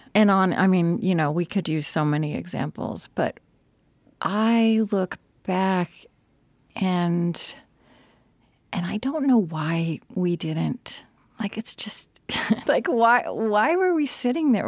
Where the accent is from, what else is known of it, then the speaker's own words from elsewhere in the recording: Oklahoma, United States; growing up in Oklahoma in a small town